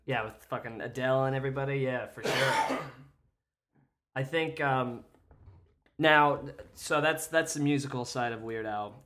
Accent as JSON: {"language": "English", "region": "Kansas", "country": "United States", "tie": "born or raised there", "said": "I grew up in Kansas"}